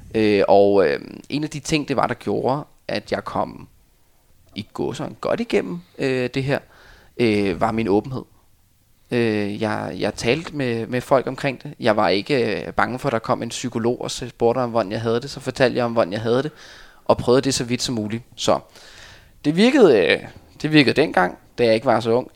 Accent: Denmark

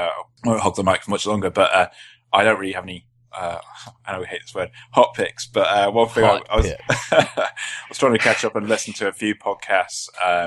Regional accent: South East England, United Kingdom

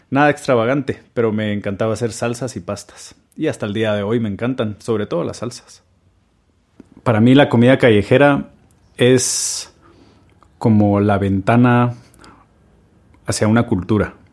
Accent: Guatemala; Tengo 36 años, soy de Guatemala y soy cocinero.

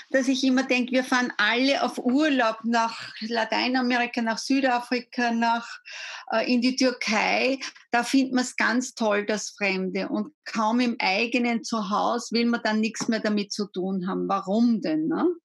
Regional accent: Gmunden, Upper Austria, Austria; born there; Ich bin ja. eine gebürtige Gmundnerin.

